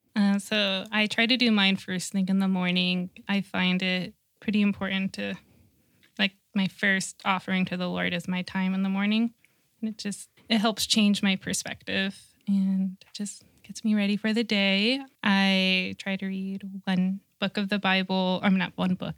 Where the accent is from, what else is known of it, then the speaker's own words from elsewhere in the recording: Rancho Cucamonga, California, United States; I grew up in Rancho Cucamonga